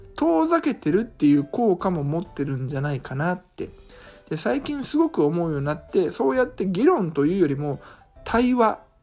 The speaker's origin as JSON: {"language": "Japanese", "town": "Iga", "region": "Mie", "country": "Japan", "tie": "born or raised there", "said": "伊賀の、えー、実家の方に泊まって"}